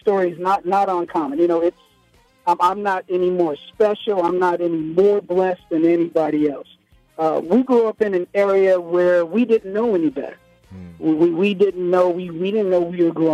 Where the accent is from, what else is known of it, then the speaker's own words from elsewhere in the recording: Los Angeles, California, United States; also born or lived in Compton; I grew up in Watts